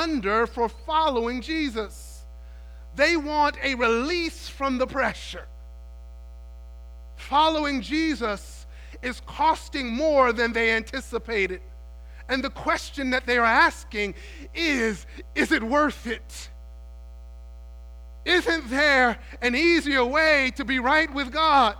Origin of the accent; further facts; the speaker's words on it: New York City, New York, United States; When I was young, growing up in New York City